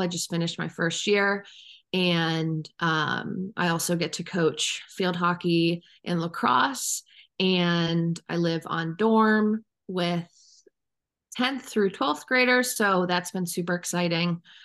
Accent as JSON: {"language": "English", "town": "Cleveland", "region": "Ohio", "country": "United States", "tie": "born or raised there", "moved": "as an adult", "lives_now": "Chatham, United States", "said": "I was born and raised in Cleveland, Ohio"}